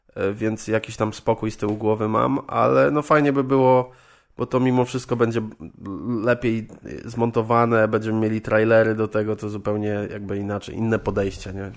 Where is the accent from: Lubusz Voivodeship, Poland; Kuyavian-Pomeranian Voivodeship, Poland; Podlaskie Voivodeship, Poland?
Lubusz Voivodeship, Poland; Żagań; moved away as an adult; now in Wrocław, Poland; Pochodzę z Żagania, to mhm. jest woj, e, województwo lubuskie, niedaleko Zielonej Góry w sumie. E, no i tam mieszkałem do 19 roku życia. Tam, tam jakby chodziłem do szkoły, wychowywałem się